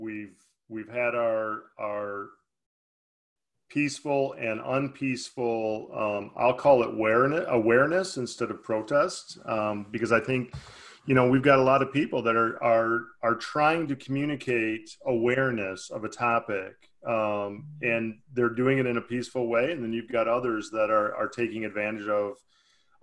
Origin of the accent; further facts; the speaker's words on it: central Michigan, United States; central Michigan and flooded an entire town back my hometown.